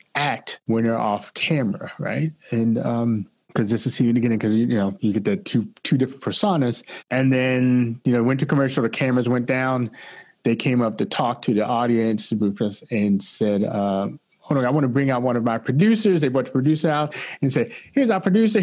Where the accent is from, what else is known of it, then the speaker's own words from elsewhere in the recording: Baltimore, Maryland, United States; now in Washington, D.C. area, United States; I grew up in Baltimore, Maryland.